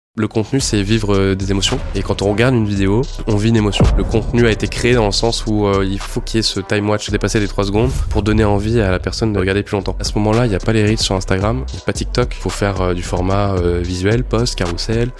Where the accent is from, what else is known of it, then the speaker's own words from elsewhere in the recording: Niort, Nouvelle-Aquitaine, France; je viens de Niort, de base